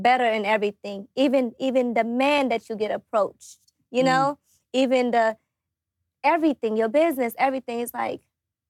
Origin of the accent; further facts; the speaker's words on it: Atlanta, Georgia, United States; also born or lived in Africa; I came here at a young age. I think I was 10 when I first came here